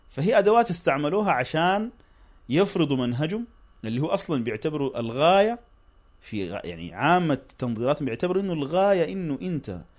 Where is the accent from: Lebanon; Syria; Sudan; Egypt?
Sudan; الكلام ده عام حتى عندنا في السودان الترابي ذكر قال انه الحركه الاسلاميه في السودان استفادت من الحزب الشيوعي السوداني